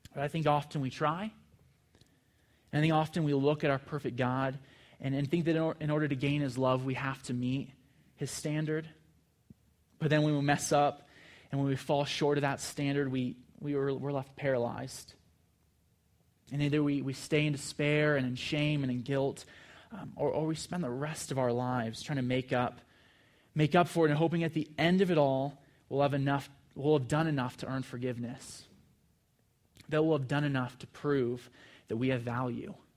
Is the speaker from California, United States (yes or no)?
yes; California, United States; I'm from California